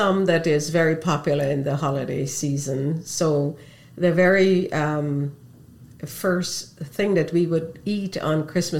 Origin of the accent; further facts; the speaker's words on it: Guyana; moved away; favorite foods, of course, come from my Indian heritage. But what was an additional benefit for me growing up in Guyana, where we cohabited six races all together.